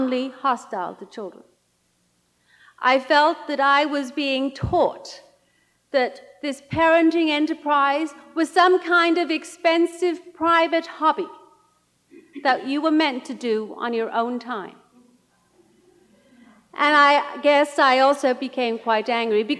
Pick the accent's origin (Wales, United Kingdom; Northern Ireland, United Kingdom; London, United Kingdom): Wales, United Kingdom; Welsh mining valleys; moved away as an adult; now in United States; I grew up in the Welsh mining valleys, one of six daughters